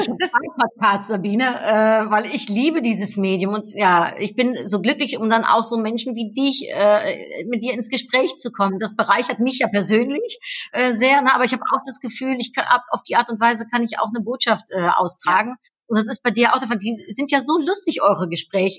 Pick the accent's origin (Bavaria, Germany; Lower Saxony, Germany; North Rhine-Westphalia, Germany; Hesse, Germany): North Rhine-Westphalia, Germany; Cologne; ich bin in Köln aufgewachsen